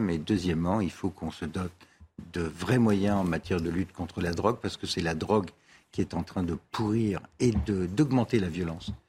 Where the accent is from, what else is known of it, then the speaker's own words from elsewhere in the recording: Paris, Île-de-France, France; moi, je suis parisien, je le note aussi.